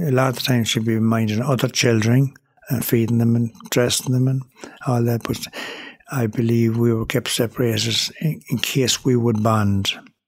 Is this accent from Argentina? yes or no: no; Tuam, Connacht, Ireland; also born or lived in Galway; I was born in the Mother and Baby Home in Tuam in 1944, 29th of 6, 1944, yeah. And I was born in the Regional Hospital in Galway.